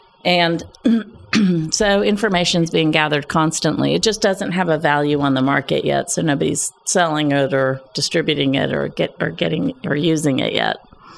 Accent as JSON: {"language": "English", "town": "Pueblo", "region": "Colorado", "country": "United States", "tie": "born or raised there", "moved": "yes", "lives_now": "Arkansas, United States", "said": "I was born in Colorado, in Pueblo, Colorado, on the Arkansas River."}